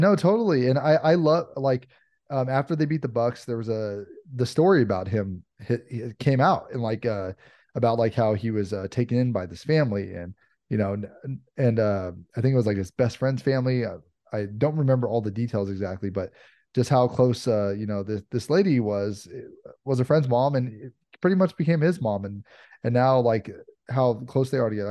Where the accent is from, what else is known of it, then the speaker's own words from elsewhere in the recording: Los Angeles area, California, United States; I'm from L A. I've been, uh, I was, uh, grew up an hour outside of here